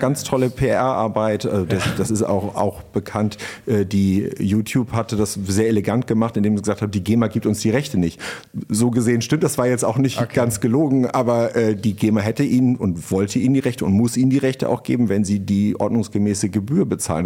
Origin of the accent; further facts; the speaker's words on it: Pinneberg district, Schleswig-Holstein, Germany; also born or lived in Hamburg; ich bin ja im Kreis Pinneberg aufgewachsen